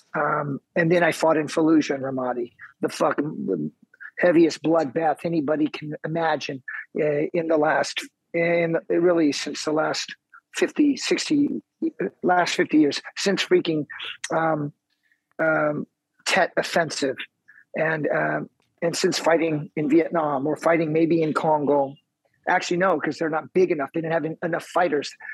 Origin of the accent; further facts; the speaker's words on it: on the Mexican border, South Texas, United States; moved away; also born or lived in Kansas City, Missouri / Midwest; I was born in Kansas City, but I grew up in the beginning of my life on the border of, of Texas and Mexico, down south